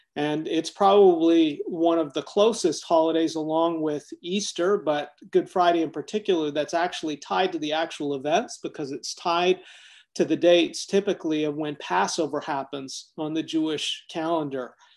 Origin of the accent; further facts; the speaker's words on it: Toronto, Ontario, Canada; when I was growing up in Toronto, Canada